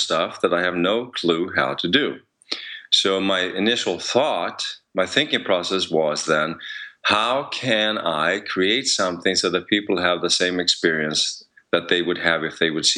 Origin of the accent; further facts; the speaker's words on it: Sweden; English is a second language; now in United States; I come from Sweden, so now that I'm in the US, I'm dealing with a different language also